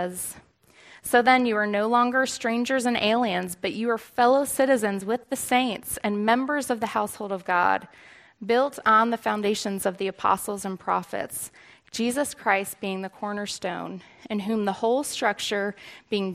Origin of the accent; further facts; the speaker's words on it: Northeast Pennsylvania, United States; also born or lived in Pittsburgh, Pennsylvania; we moved to Northeast Pennsylvania, like 5 minutes from the New York border